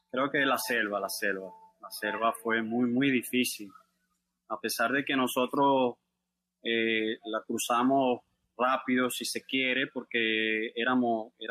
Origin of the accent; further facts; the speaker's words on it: Venezuela; moved away as an adult; now in Mexico City, Mexico; Acá a un mes, un mes exactamente de que salí de Venezuela.